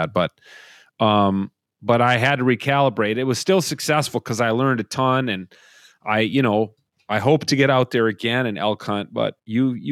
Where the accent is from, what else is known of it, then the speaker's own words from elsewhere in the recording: Minnesota, United States; as a Minnesotan